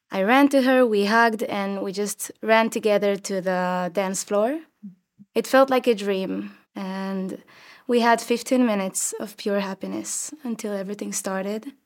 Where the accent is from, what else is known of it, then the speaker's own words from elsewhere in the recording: Rosh HaAyin, Central District, Israel; I was born and raised in Roshain, in the center of Israel